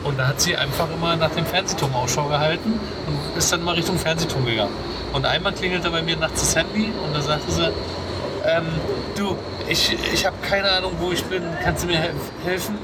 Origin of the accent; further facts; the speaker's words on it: former GDR, East Germany, Germany; die auch in meinem Alter sind, äh, äh, die auch aus der ehemaligen DDR sind